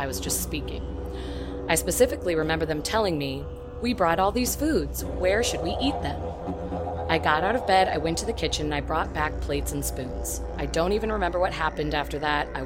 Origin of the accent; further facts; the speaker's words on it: Turkey; I am 24 years old and I am a student. I am from Turkey